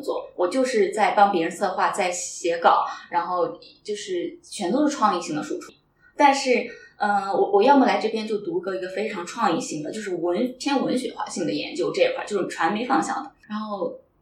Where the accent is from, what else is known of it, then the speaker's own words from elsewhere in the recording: Luoyang, Henan, China; now in Shanghai, China; 我老家是河南洛阳